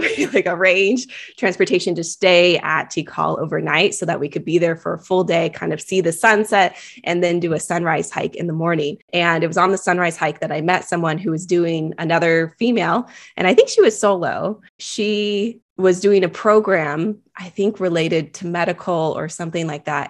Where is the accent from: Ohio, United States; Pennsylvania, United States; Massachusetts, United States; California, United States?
California, United States; I am born and raised in California